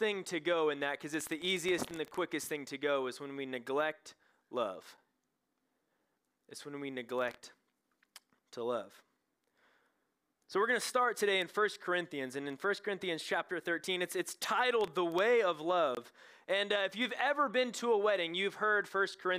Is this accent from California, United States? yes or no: no; Knoxville, Tennessee, United States; I'm from Knoxville, Tennessee.